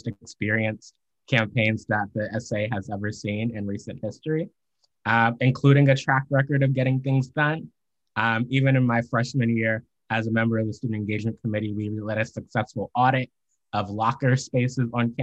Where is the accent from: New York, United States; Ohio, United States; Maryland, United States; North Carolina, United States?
Maryland, United States; I'm from the great state of Maryland